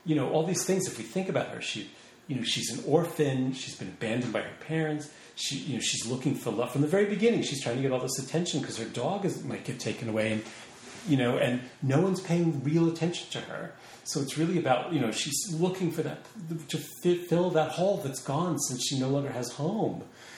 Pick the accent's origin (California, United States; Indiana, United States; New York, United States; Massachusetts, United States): New York, United States; Long Beach; Long Island. And then Long Beach.